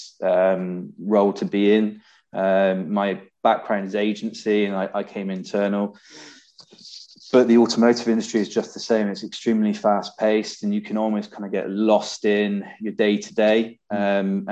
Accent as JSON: {"language": "English", "town": "Bristol", "region": "South West England", "country": "United Kingdom", "tie": "born or raised there", "moved": "as an adult", "lives_now": "Leeds, United Kingdom", "said": "I was born and raised in Bristol"}